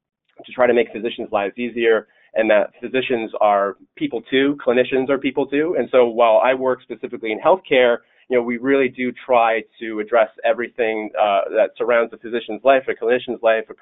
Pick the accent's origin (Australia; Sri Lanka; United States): United States; Delaware; Delaware just happens to be my home state.